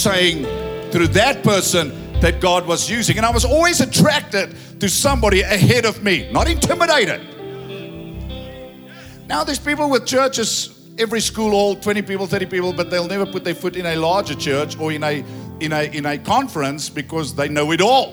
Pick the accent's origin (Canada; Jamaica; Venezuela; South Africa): South Africa; Ladybrand, Free State; I say, Lady Brand